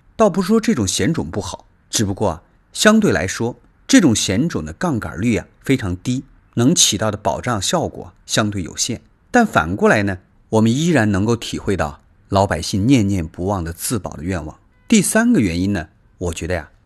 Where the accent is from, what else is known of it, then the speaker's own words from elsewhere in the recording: China; 我们中国人